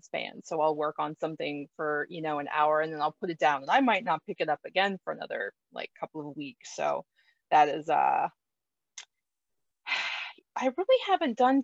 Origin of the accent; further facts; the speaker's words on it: Florida, United States; moved away; I was born and raised in Florida.